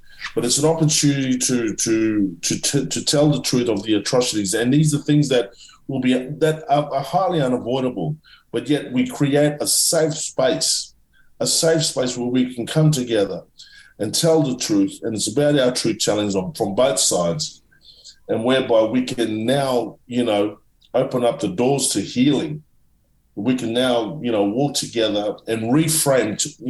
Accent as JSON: {"language": "English", "country": "Australia", "said": "we as Australian citizens"}